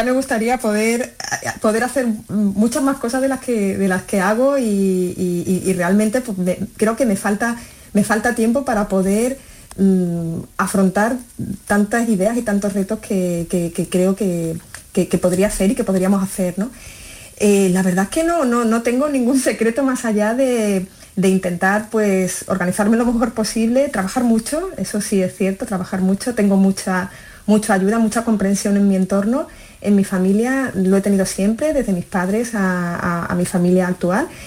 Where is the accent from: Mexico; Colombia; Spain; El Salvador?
Spain; Galicia; born there; moved away; nací en Galicia, mis padres son gallegos y, bueno, por, su dedicación laboral, era magistrado, pues mm, la verdad es que vivimos en, muchas ciudades de España y ellos decidieron, y yo creo que fue un acierto, que querían quedarse en el sur.